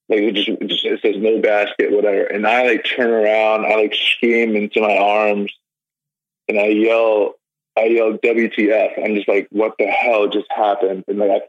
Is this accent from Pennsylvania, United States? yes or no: no; New Jersey, United States; now in Illinois, United States; being from South Jersey, I was born in South Jersey. I lived there for most of my life